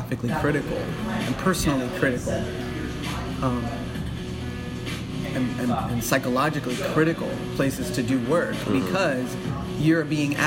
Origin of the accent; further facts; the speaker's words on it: Virginia, United States; I'm from Virginia